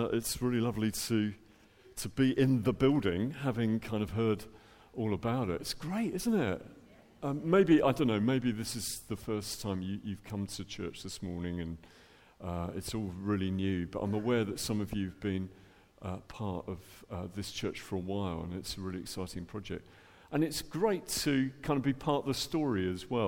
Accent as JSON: {"language": "English", "town": "Dublin", "region": "Leinster", "country": "Ireland", "tie": "born or raised there", "moved": "yes", "lives_now": "England", "said": "Originally, I'm from Dublin, as you can tell from my accent, the top of the morning to you. So born in Ireland and ended up in England"}